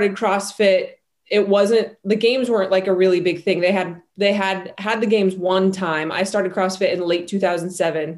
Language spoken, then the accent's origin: English; Salt Lake City, Utah, United States; I grew up in Salt Lake City, Utah